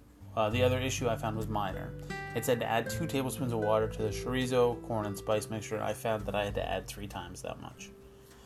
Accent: East Coast, Atlantic Canada, Canada; moved away; I am from the East Coast

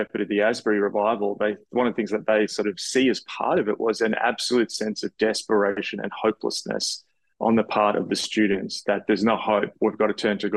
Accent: Australia; being an Australian

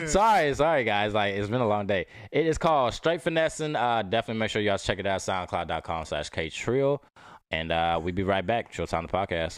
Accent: Dallas, Texas, United States; I'm from, I'm from Dallas

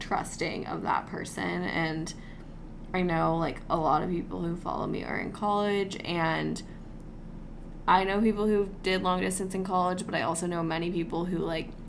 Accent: California, United States; I was from California and he's from Michigan. We both went to high school, like, in those respective places

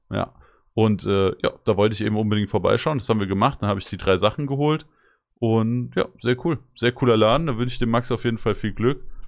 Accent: Rodgau, Hesse, Germany; Ich wohne zwar nicht mehr in Rottgau, aber ich, hab, ich bin ja in Rottgau aufgewachsen

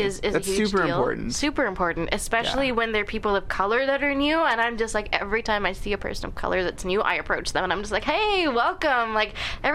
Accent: Surrey, British Columbia, Canada; I was born and raised in Surrey

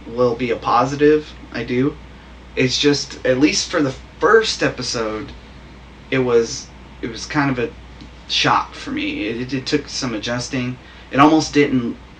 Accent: United States; we're American.

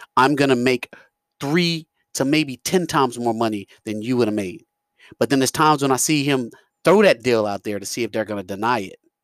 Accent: New York, United States; I'm from New York

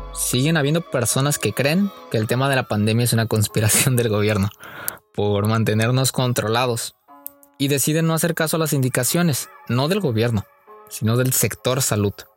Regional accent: Oaxaca, Mexico; moved away as an adult; now in Tijuana, Mexico; soy de la más bonita Oaxaca. Cada que la escuela da vacaciones, mi mayor anhelo es regresar a mi pueblo

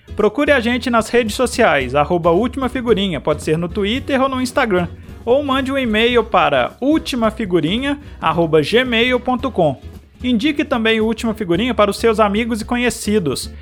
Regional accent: São João del-Rei, Minas Gerais, Brazil; now in Brasília, Brazil; Eu sou de São João Del Rey, Minas Gerais

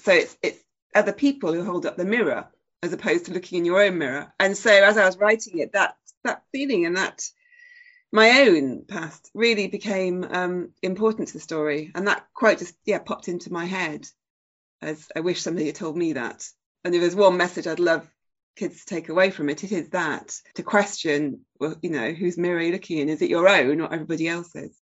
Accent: Sheffield, Yorkshire and the Humber, United Kingdom; my hometown of Sheffield, which is pretty important to me. And there's various elements about growing up in Sheffield

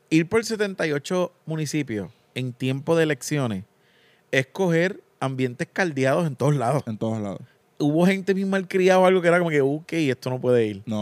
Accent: Coamo, Puerto Rico; Coamo es mi pueblo

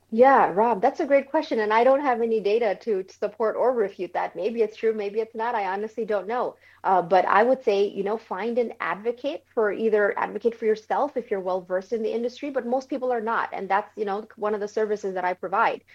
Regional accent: New York City, New York, United States; moved away as an adult; also born or lived in Bangladesh; now in Florida, United States; I originally grew up in New York City

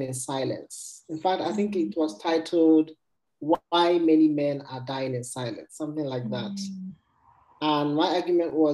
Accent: Nigeria; moved away; I went home to Nigeria, my home country.

